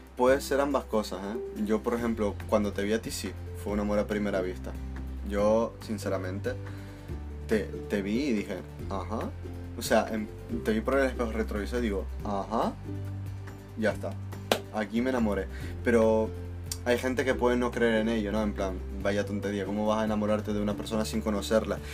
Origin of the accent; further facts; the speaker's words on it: Italy; now in Canary Islands, Spain; soy italiano.